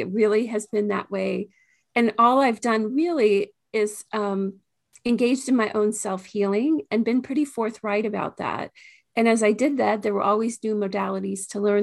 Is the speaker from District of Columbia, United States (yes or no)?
yes; Washington, District of Columbia, United States; I grew up in the Washington, D C area